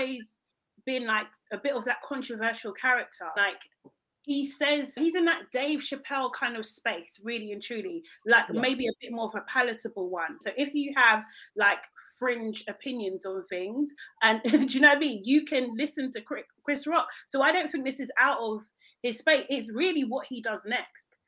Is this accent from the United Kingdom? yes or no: yes; London, United Kingdom; I'm from South London